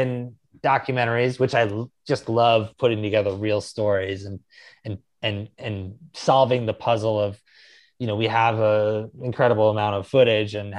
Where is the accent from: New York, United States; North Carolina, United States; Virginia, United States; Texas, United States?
New York, United States; Narrowsburg; I grew up in a really small town in upstate New York called Narrowsburg, New York